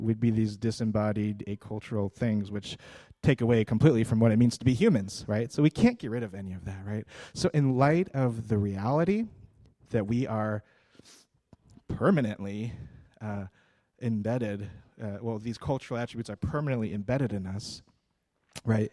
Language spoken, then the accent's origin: English; United States